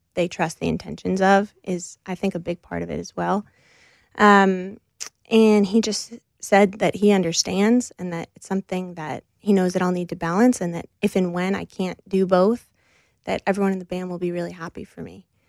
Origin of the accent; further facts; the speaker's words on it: United States; I grew up just outside of New York City in the Northeast